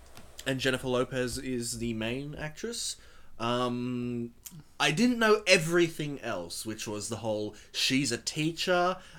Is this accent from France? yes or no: no; Australia; we're Australian